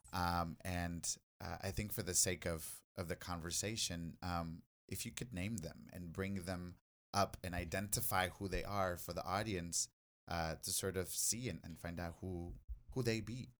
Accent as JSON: {"language": "English", "country": "Mexico", "tie": "born or raised there", "moved": "yes", "lives_now": "Los Angeles, United States", "said": "when I grew up in in Mexico, like it wasn't until I came into the U.S. in 1996"}